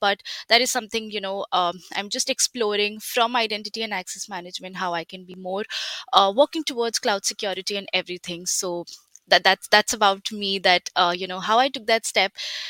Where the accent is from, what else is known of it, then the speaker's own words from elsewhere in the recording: India; moved away as an adult; So I did my undergrad back in 2017 in my home country, that's India. I did my bachelor's in information technology.